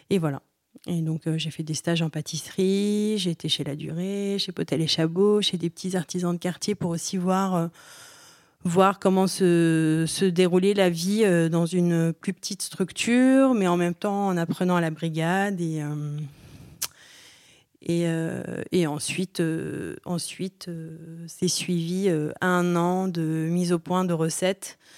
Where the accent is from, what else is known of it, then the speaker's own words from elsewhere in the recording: Aleppo, Aleppo Governorate, Syria; born there; Alors moi je suis née, moi je suis née à Alep.